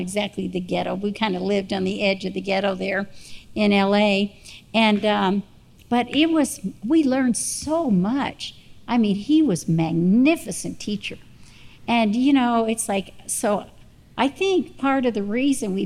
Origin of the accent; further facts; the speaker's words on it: Texas, United States; also born or lived in Arizona; we were in Arizona at that time, but yes, we're from Texas